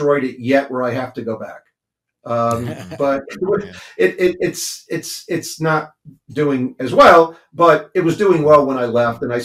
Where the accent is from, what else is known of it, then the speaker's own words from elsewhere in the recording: Cranston, Rhode Island, United States; from humble beginnings in Cranston. So I'm from Cranston, Rhode Island. Went to the public schools there.